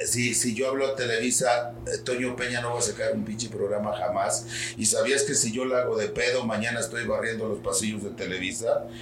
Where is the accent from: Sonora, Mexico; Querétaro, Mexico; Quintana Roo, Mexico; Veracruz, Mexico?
Veracruz, Mexico; Xalapa; yo soy de Jalapa